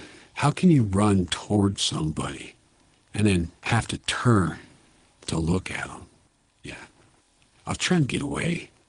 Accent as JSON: {"language": "English", "town": "Little Rock", "region": "Arkansas", "country": "United States", "tie": "born there", "said": "I was born in Little Rock, Arkansas."}